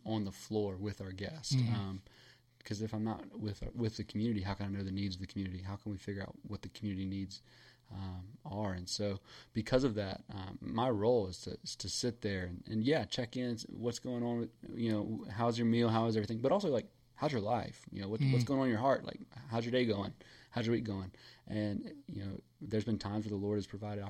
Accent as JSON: {"language": "English", "town": "New Orleans", "region": "Louisiana", "country": "United States", "tie": "born or raised there", "also_born_or_lived": "Jacksonville, Florida", "moved": "yes", "said": "I grew up in New Orleans"}